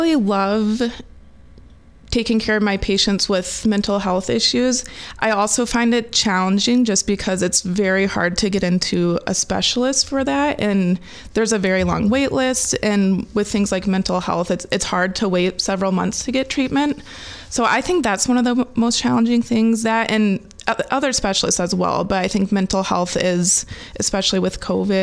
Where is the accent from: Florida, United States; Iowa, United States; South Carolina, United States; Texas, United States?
Iowa, United States; Dysart; also born or lived in Cedar Falls, Iowa / Kirksville, Missouri / Des Moines, Iowa / Waterloo, Iowa; I grew up in a small town in Iowa, and I love the community feel that comes with a small town.